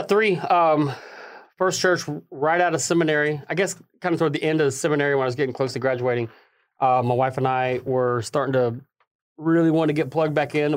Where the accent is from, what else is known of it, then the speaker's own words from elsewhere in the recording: Middle Tennessee, United States; also born or lived in Nashville, Tennessee; I was born in Nashville, Tennessee